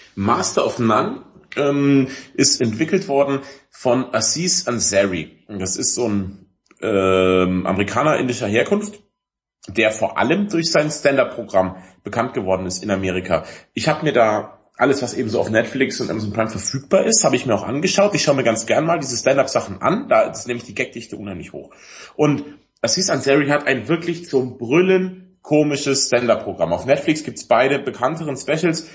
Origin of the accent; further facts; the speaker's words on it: Allgäu, Bavaria, Germany; Ich bin ja im Allgäu groß geworden